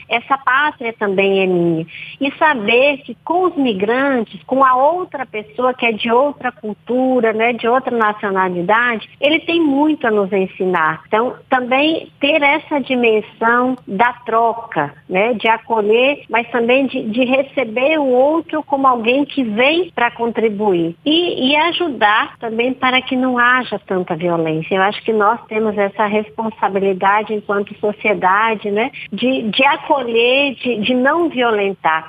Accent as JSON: {"language": "Portuguese", "region": "Rio Grande do Sul", "country": "Brazil", "also_born_or_lived": "Northeast Brazil", "moved": "as an adult", "lives_now": "North Region, Brazil", "said": "Eu nasci no Rio Grande do Sul, sou gaúcha, mas desde muito jovem, a partir dos meus primeiro ano de religiosa, né, de irmã, a congregação das Irmãs Imaculado Coração de Maria, eu migrei para o Nordeste do Brasil e agora estou é, na região Norte"}